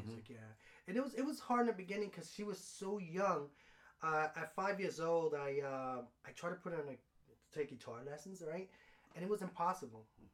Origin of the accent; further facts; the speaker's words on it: New York, United States; I grew up in New York.